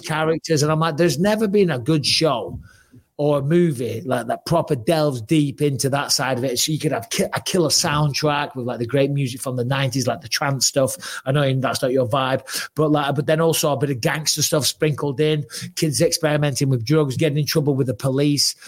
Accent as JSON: {"language": "English", "town": "Clitheroe", "region": "North West England", "country": "United Kingdom", "said": "I'm from Clitheroe."}